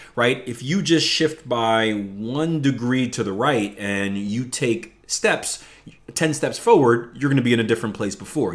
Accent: Philadelphia, Pennsylvania, United States; I come from the Philadelphia, um, public education system, which is one of the worst in the country

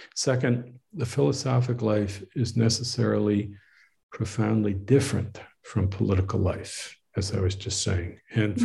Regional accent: Northeast, United States; now in Waco, United States; I was raised in the Northeast

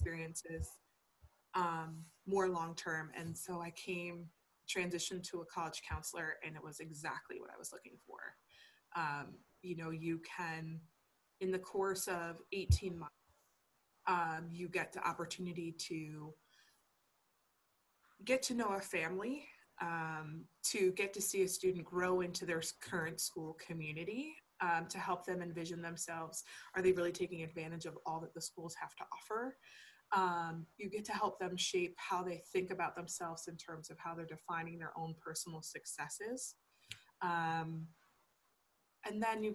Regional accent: Niagara University, New York, United States; moved away as an adult; also born or lived in Geneseo, New York / Wynnewood, Pennsylvania; now in Pennsylvania, United States; I took an admissions position at Niagara University, which is in my hometown

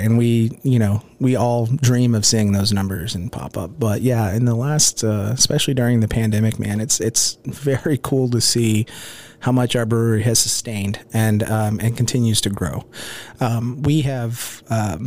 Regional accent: Houston, Texas, United States; also born or lived in Oklahoma City, Oklahoma; My dad actually took a job with Enron, and we moved to Houston when I was like 4 or 5. So my answer to that question every time is I went through Houston public schooling system. I'm a Houstonian

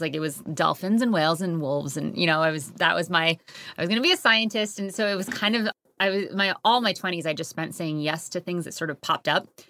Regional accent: Connecticut, United States; also born or lived in Harlem, New York City; now in Hudson Valley, United States; I grew up in Connecticut, very clo-, like, two minutes from the New York border

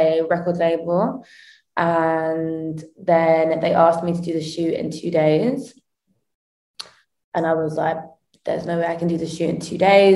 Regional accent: Croydon, London, United Kingdom; I grew up in Croydon in South London

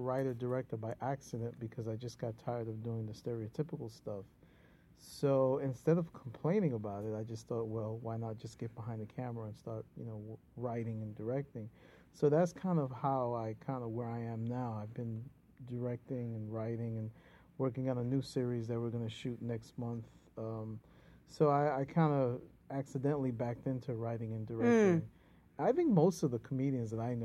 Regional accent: New York, United States; I was born and raised in East Harlem, El Barrio

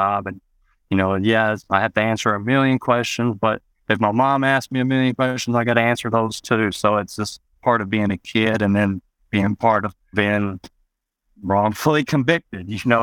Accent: West Memphis, Arkansas, United States; also born or lived in Marion, Arkansas; growing up in West Memphis and Marion

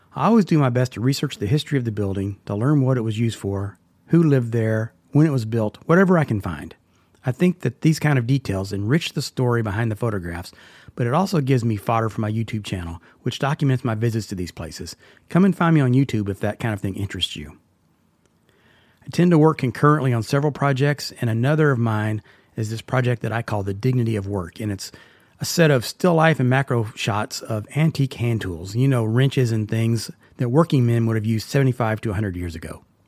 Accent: Texas, United States; now in Tennessee, United States; I grew up in Texas

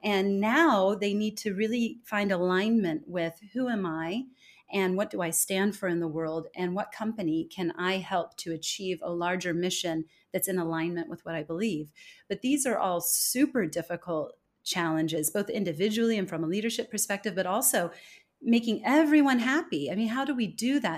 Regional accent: California, United States; moved away as an adult; also born or lived in Denmark; now in Singapore; I was born and raised in California, but I've spent the last twenty years living abroad

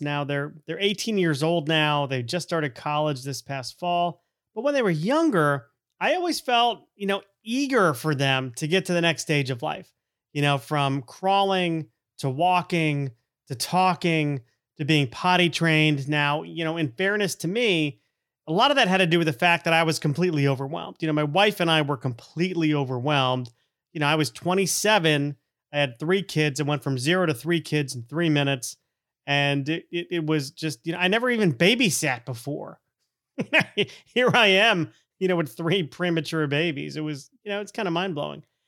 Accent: Connecticut, United States; also born or lived in Florida; we moved to Connecticut from Florida in the ear-, early nineteen eighties.

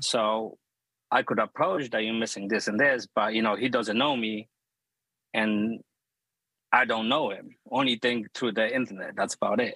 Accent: New Jersey, United States; I'm from Jersey

